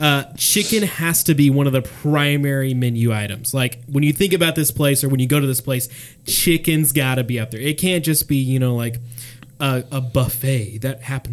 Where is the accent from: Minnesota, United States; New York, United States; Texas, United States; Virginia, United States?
Texas, United States; near San Antonio; Close to my hometown. Actually, yeehaw. Not that far from where I was born.